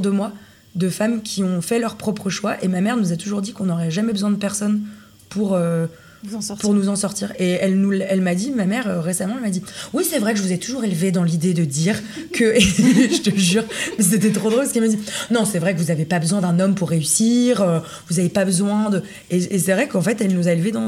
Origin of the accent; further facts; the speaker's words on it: Villeurbanne, Auvergne-Rhône-Alpes, France; also born or lived in Lyon; je suis née à Lyon. Mhm. J'ai grandi à Villeurbanne dans une, euh, dans une petite cité.